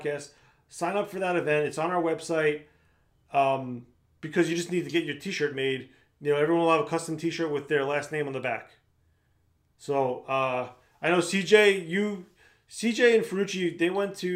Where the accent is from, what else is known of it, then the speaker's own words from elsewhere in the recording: Long Island, New York, United States; I grew up on Long Island